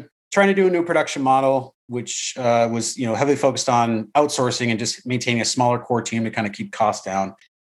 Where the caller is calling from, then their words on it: Altadena, California, United States; I am in Altadena, California, at the far north end of LA County.